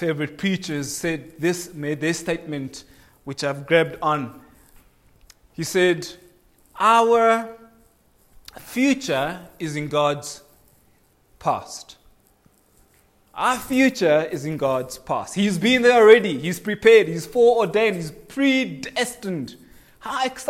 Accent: Kenya; now in South Africa; I am a Kenyan by birth

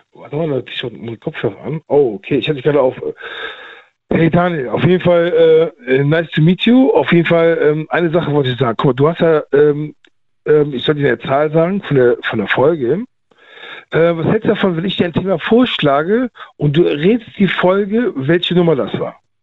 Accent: Cologne, North Rhine-Westphalia, Germany; bei uns in Köln

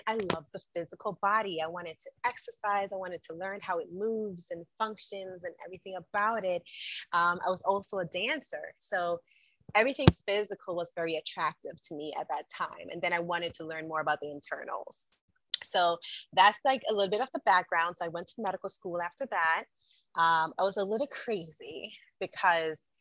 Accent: Jamaica; moved away; also born or lived in New York, United States; I am a Jamaican by birth. I was born and raised in the island of Jamaica. So I grew up as a young girl there. I migrated to the United States, to New York

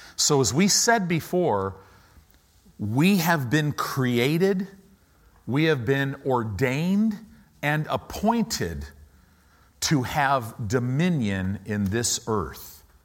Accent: United States; as Americans

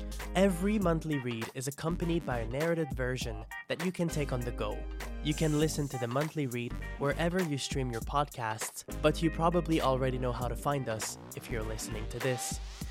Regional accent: Trois-Rivières, Quebec, Canada; now in Toronto, Canada; I'm a bilingual Canadian marketer and writer. I'm originally from Trois-Rivières, which I'm very proud of, and I currently reside in Toronto.

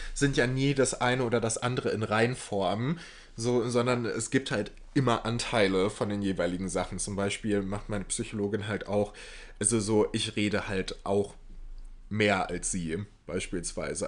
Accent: Waltrop, North Rhine-Westphalia, Germany; meiner Heimatstadt, Waltromp

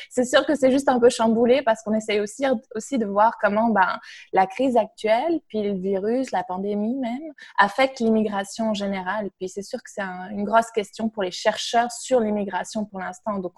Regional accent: Belgium; moved away as an adult; also born or lived in Canada; Puis moi, je suis belge, donc j'ai beaucoup travaillé sur la Belgique.

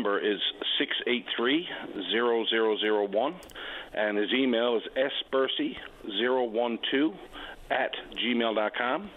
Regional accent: Lower Island Cove, Newfoundland and Labrador, Canada; I'm calling today. I'm from Lower Alancove, vice president of the AYLA out here

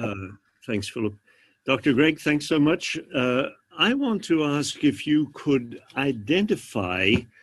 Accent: Australia; accent: Australian; I wasn't going to mention it in case my accent has faded.

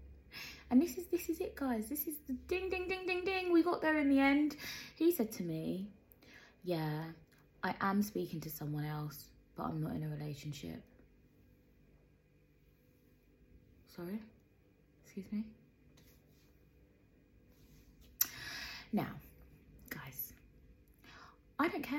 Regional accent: London, United Kingdom; moved away; I was born in Peckham

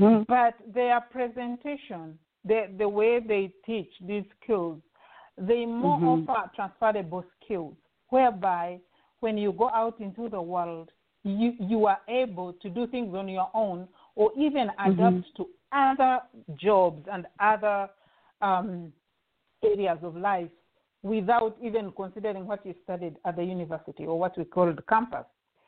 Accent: Western Region, Uganda; moved away as an adult; also born or lived in Chicago, Illinois; now in Los Angeles, United States; we live in Los Angeles, California. I'm originally from Uganda, in the western part of Uganda. Uganda is in the eastern part of Africa. I studied my master's degree in Chicago, Illinois.

